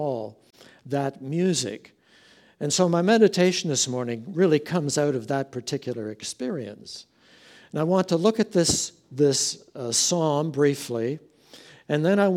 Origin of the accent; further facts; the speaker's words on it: Meaford, Ontario, Canada; also born or lived in Abilene, Texas; I'm from Meaford